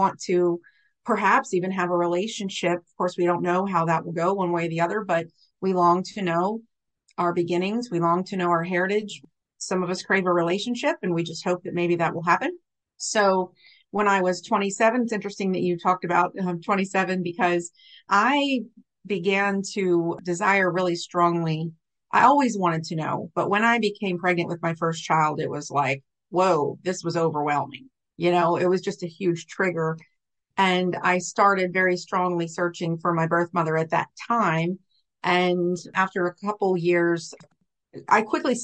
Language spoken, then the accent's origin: English; Richmond, Virginia, United States; also born or lived in Norfolk, Virginia; brought back to Richmond, where I was adopted